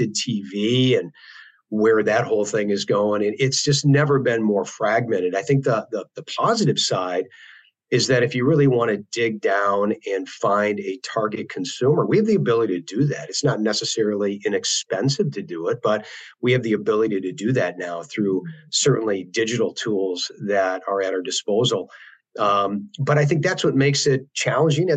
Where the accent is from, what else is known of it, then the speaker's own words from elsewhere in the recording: Wisconsin, United States; growing up in Wisconsin